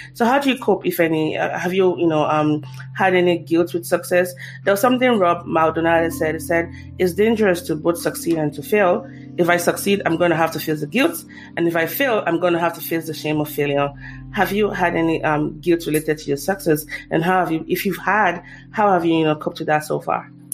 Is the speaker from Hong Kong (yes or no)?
no; Nigeria; as a Nigerian